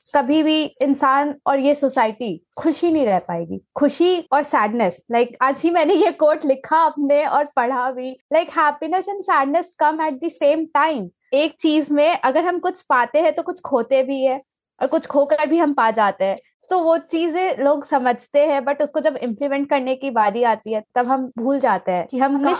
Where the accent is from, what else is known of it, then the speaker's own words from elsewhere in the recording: Jharkhand, India; मैं जहाँ से बिलोंग करती हूँ झारखंड